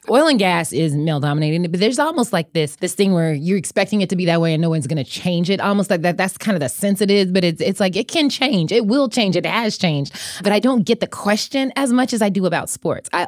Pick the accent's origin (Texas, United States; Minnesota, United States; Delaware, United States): Texas, United States; Austin; also born or lived in Germany; But but I was actually born in Germany, moved around a lot and kind of grew up in Austin and then just everywhere.